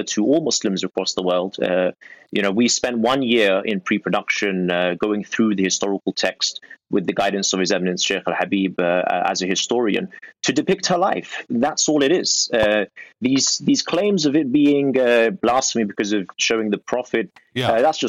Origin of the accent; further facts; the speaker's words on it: United Kingdom; we as British people